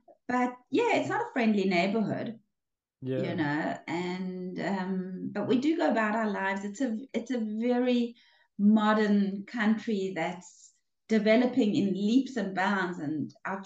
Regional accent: Cape Town, Western Cape, South Africa; moved away as an adult; now in Israel; I was born in a small town, actually, out of Cape Town. Grew up in Cape Town

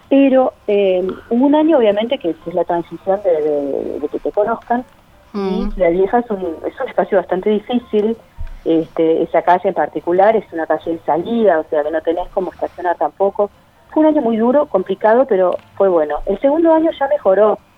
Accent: Cerro de las Cuentas, Cerro Largo, Uruguay; como para poder apoyar a la escuela donde yo me crié, en Cerro de las Cuentas, en Cerro Largo

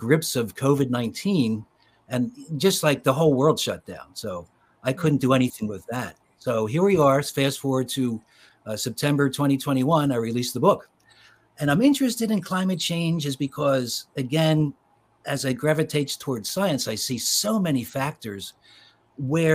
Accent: Philadelphia, Pennsylvania, United States; I was born in Philadelphia and grew up in the suburbs of Philly

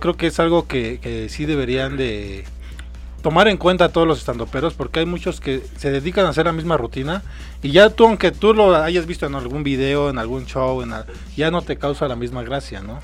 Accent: Mexico City, Mexico; somos de aquí de la Ciudad de México

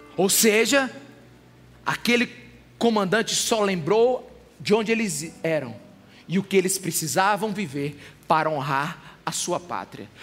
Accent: Brazil; Nós brasileiros

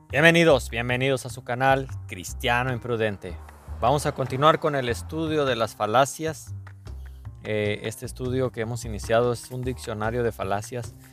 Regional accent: Mexico

